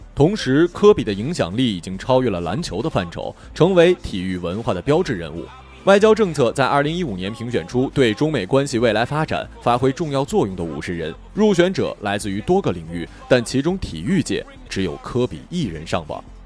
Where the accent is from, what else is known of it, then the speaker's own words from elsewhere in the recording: Baishan, Jilin, China; 我就是吉林省白山人